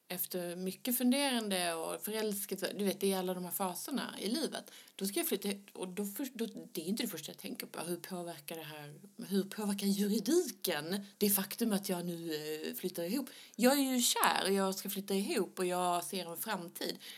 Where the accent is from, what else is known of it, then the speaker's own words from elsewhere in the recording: Skåne, Sweden; accent: Skånska; mina men... skånska diftonger